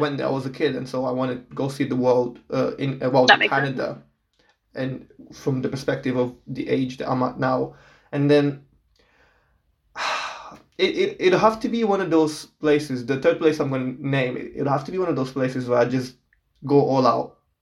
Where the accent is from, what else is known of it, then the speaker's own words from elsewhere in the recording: Portugal; now in United Kingdom; I am from Portugal. I'm born and raised yeah. there